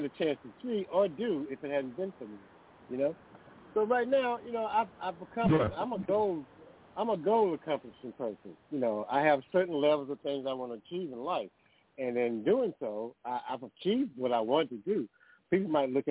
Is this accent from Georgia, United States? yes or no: yes; Clinton, Georgia, United States; also born or lived in Macon, Georgia; now in Atlanta, United States; Clinton, Georgia. That's where I'm originally from, down south. And I came up from Macon